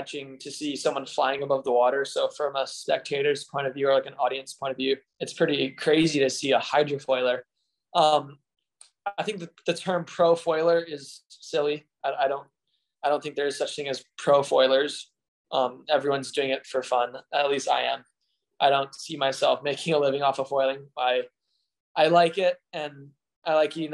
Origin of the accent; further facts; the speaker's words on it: Honolulu, Hawaii, United States; I'm from Oahu, in Hawaii. On the South Shore, Oahu is where I live.